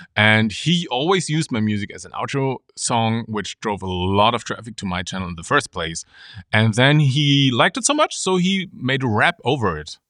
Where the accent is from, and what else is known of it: Germany; born or raised there; moved away as an adult; also born or lived in Munich